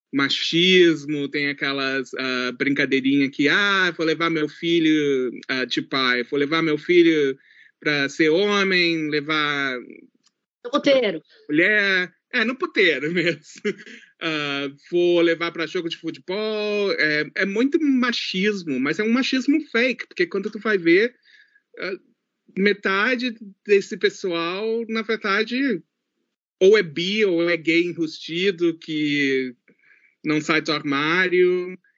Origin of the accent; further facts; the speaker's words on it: New Zealand; accent: gaúcho; also born or lived in Rio Grande do Sul, Brazil; brasileiro, mas a Nova Zelândia é a minha casa. Foi onde eu cresci, foi onde eu tive minhas experiências.